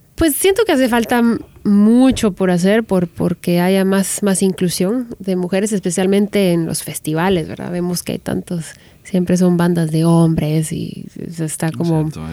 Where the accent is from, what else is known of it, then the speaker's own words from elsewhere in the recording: Guatemala; moved away as an adult; now in Los Angeles, United States; soy guatemalteca, que vengo de Latinoamérica